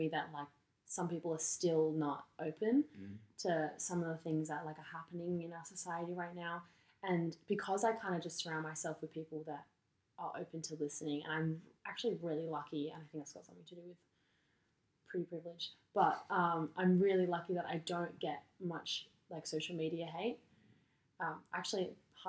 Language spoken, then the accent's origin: English; Sydney, New South Wales, Australia; we came from the Northern Beaches as well